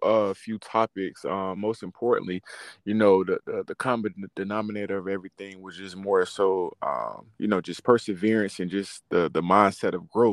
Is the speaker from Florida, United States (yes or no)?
yes; Riviera Beach, Florida, United States; now in Orlando, United States; I'm originally from Riviera Beach, Florida. Currently, right now, I'm residing up in Orlando, Florida